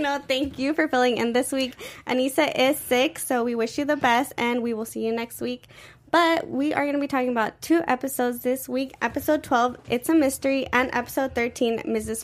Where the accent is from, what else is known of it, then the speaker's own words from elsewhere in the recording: Mexico; first language Spanish; English is a second language; my first language was Spanish mm-hmm. because I am Mexican